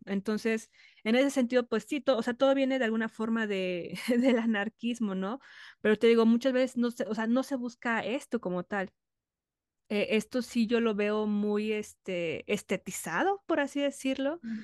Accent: Mexico; como mujer, como mexicana

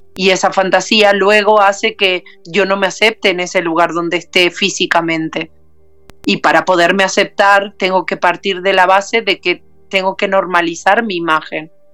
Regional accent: Uruguay; now in Barcelona, Spain; soy uruguaya, radicada en Barcelona

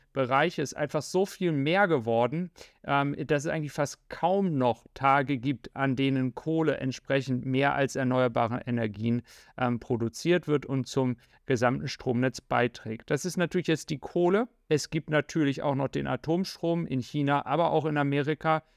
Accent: Germany; als Deutsche

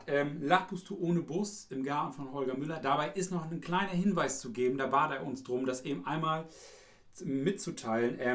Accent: East Frisia, Lower Saxony, Germany; Ich bin aus Friese

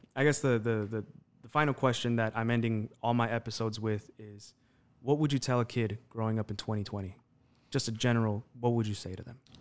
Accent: Las Vegas, Nevada, United States; we're from Las Vegas. I, I was born and raised out here

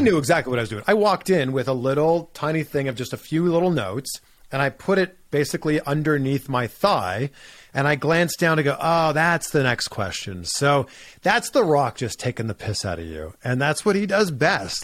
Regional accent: Pickering, Ontario, Canada; moved away as an adult; also born or lived in Cleveland / Miami; now in United States; my hometown, Pickering, Ontario

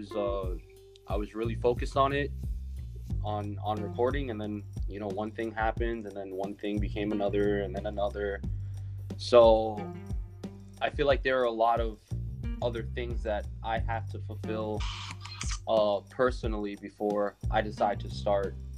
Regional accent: New York City, New York, United States; I have been born and raised in the Bronx, New York. Haven't really left

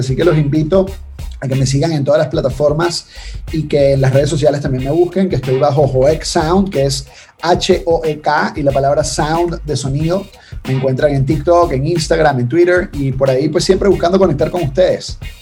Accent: Venezuela; los venezolanos tenemos

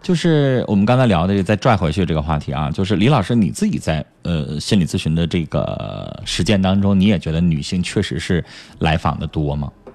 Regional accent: Northeast China, China; accent: Northeastern; 咱们东北话

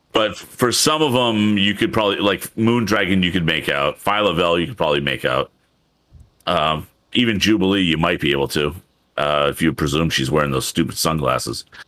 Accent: New England, United States; I am from New England

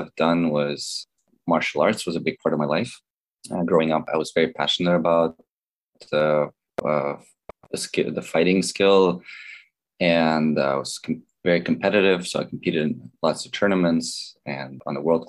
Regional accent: Baltimore, Maryland, United States; born or raised there; moved away as an adult; also born or lived in Belarus; now in California, United States

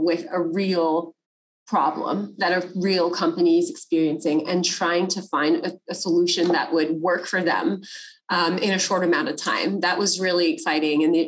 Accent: California, United States; I'm from California.

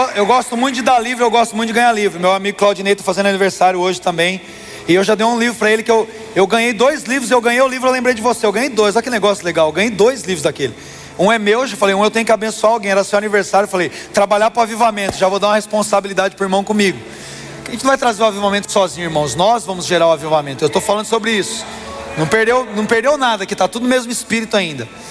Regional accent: Brazil; Nós que somos brasileiros

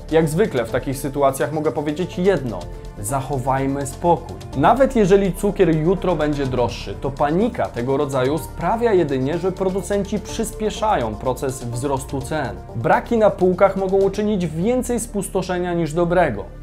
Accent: Koszalin, West Pomeranian Voivodeship, Poland; Tak jak mówię, ja jestem z Koszalina aż, nie?

